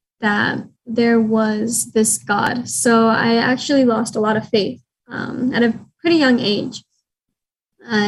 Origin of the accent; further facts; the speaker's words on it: Las Vegas, Nevada, United States; I was born and raised in Las Vegas.